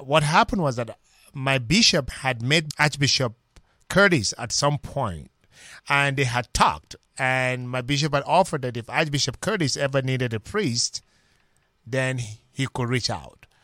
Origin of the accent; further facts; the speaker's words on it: Minna, Niger State, Nigeria; moved away as an adult; now in United States; originally I'm from Nigeria, and, ah, my journey to the British Strait began from a little parish called Saint Joseph Parish in Minna, spelled M I N N A, in Niger State, Nigeria